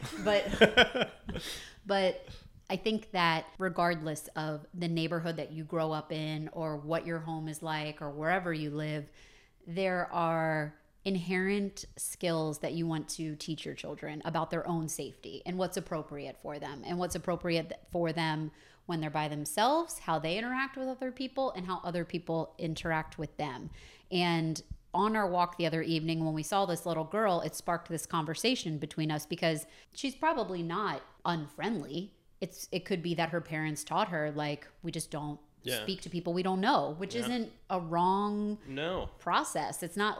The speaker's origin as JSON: {"language": "English", "region": "Maryland", "country": "United States", "tie": "born or raised there", "said": "I grew up outside of Baltimore, not in Kansas."}